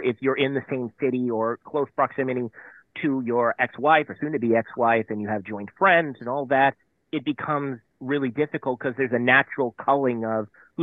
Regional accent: San Diego, California, United States; moved away as an adult; also born or lived in Wilmington, Delaware; I'm a Southern California kid born and raised in San Diego

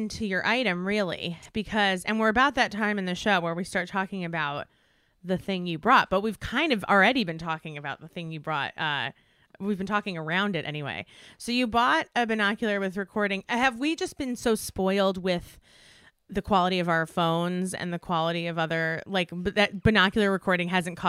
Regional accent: East Coast, United States; moved away as an adult; now in Los Angeles, United States; I grew up on the East Coast, and I spent all of my life on the East Coast until January 2020 when we moved to Los Angeles.

